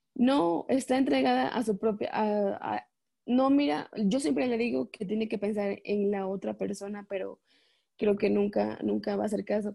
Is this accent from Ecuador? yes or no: yes; Ecuador; moved away as an adult; now in Mexico; yo vivo en México, pero soy de Ecuador